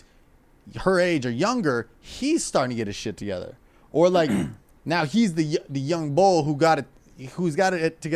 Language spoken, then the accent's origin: English; Camarillo, California, United States; born or raised there